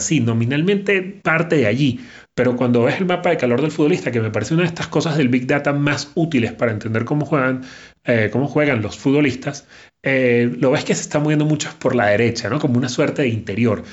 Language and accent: Spanish; Venezuela; Yo soy venezolano